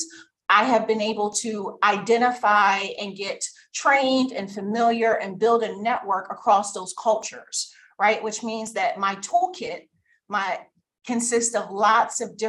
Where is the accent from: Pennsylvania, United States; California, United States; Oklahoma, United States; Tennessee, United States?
Pennsylvania, United States; Philadelphia; I'm from Philly